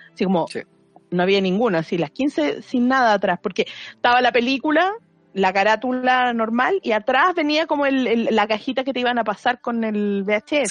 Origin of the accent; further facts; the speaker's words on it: Maipú, Santiago Metropolitan Region, Chile; yo era de Maipú en su momento